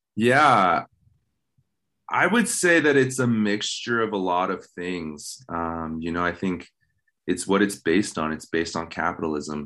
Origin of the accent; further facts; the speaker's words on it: Baltimore, Maryland, United States; moved away as an adult; now in Missoula, United States; I was born in Baltimore, Maryland, um, and I lived my childhood and teenage years in Maryland